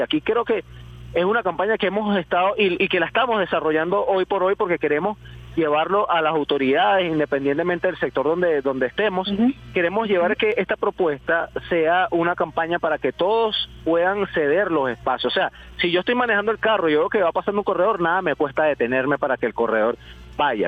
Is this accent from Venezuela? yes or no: yes; Venezuela; Nosotros siendo venezolanos